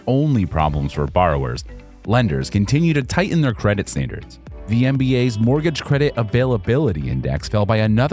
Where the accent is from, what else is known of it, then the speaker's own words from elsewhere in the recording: New England, United States; As a young kid growing up in New England